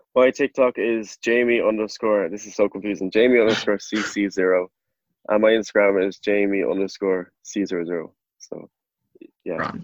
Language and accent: English; Clare, Munster, Ireland; I'm from Clare